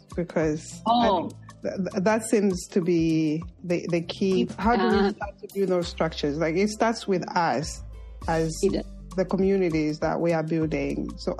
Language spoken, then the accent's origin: English; Zambia; moved away as an adult; I'm from Zambia.